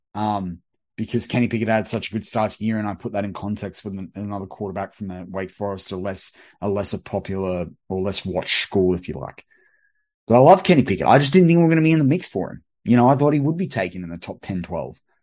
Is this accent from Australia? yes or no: yes; Australia; as an Australian, like, w-, we probably swear a bit more on R T V and through our pop culture